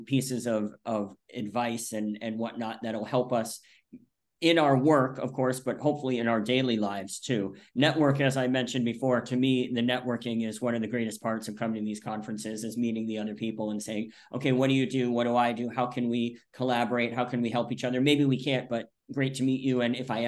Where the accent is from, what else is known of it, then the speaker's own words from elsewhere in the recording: outside of Rochester, upstate New York, United States; moved away as an adult; also born or lived in Buffalo, New York; now in Florida, United States; I'm originally from upstate New York. And when I say upstate, I mean way upstate, Lake Ontario area, outside of Rochester